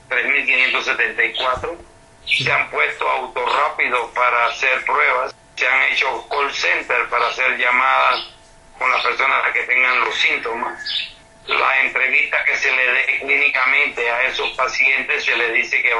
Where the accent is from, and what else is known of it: Panama; also born or lived in Mexico